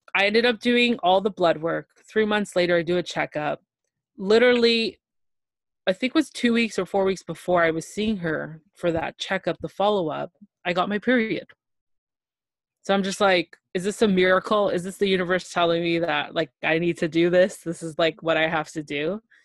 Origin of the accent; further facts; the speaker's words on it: Toronto, Ontario, Canada; I'm from Toronto, Ontario, Canada